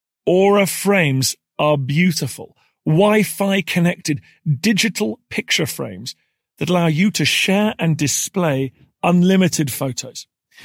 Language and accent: English; United Kingdom; As a Brit, we've raced past the story of Sinclair